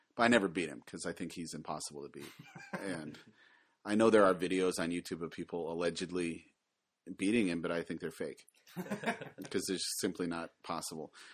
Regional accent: Ohio, United States; moved away as an adult; now in Japan; I'm originally from Ohio, but like most people, I escaped

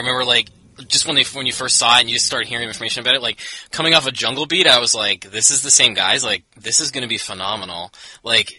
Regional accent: Canada; I'm from Canada

